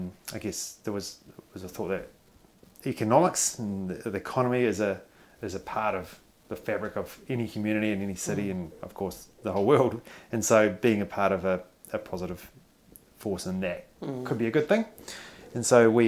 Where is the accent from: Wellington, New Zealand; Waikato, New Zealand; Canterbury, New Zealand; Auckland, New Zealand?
Canterbury, New Zealand; Christchurch; I'm living here in Ōtautahi, Christchurch, and I've born and bred here, grew up here